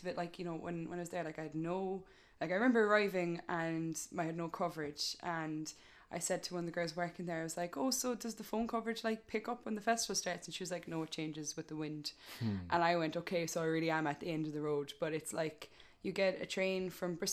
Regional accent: Cork, Munster, Ireland; accent: thick Cork; my thick Cork accent

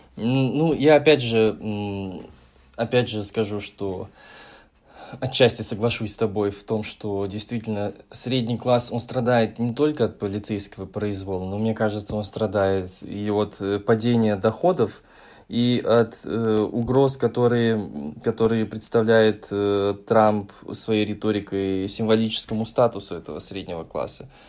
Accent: Kazakhstan; у нас, в наших краях

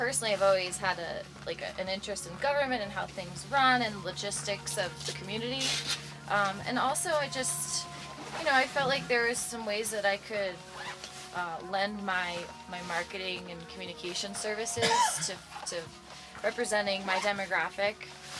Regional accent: New Jersey, United States; moved away as an adult; also born or lived in Boston; now in Aspen, United States; I grew up in New Jersey.

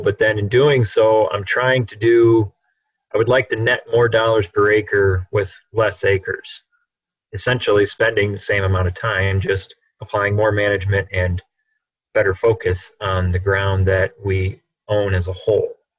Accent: Clare, Illinois, United States; I'm from Clare, Illinois, north central Illinois

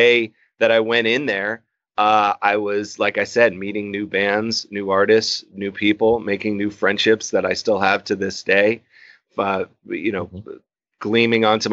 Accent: Newbury Park, California, United States; also born or lived in Hollywood, California / Flagstaff, Arizona; I'm born and raised in Southern California, born in Hollywood. I grew up in Newbury Park, California, up in Ventura County

